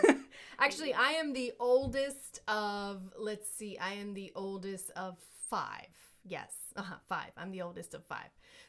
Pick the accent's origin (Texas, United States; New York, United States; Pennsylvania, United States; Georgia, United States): New York, United States; now in Los Angeles, United States; I grew up in New York